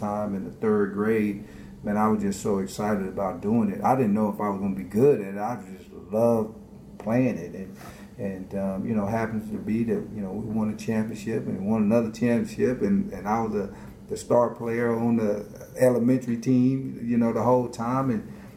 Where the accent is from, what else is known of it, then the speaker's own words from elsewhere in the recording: Lawton, Oklahoma, United States; moved away as an adult; also born or lived in Cleveland, Ohio / Nebraska; I was born in Cleveland, and so at 8 months old, my mom is from Oklahoma, and so we moved back home to Oklahoma